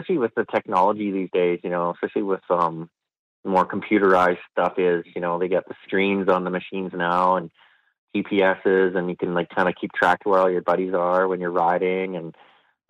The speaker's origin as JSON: {"language": "English", "region": "Saskatchewan", "country": "Canada", "said": "I'm from Saskatchewan, so we have big summers and big winters"}